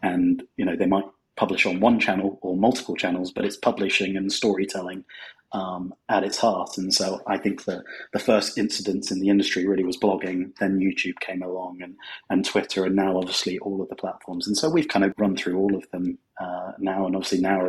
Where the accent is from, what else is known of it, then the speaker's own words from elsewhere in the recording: United Kingdom; moved away as an adult; now in Los Angeles, United States; As you may be guessing from the accent, I'm from the United Kingdom, but I actually live in sunny Los Angeles now